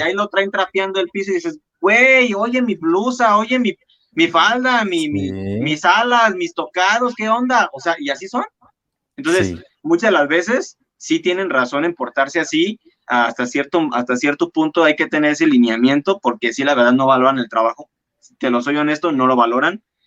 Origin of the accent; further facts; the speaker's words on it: La Piedad, Michoacán, Mexico; soy diseñador michoacano y orgullosamente piedadense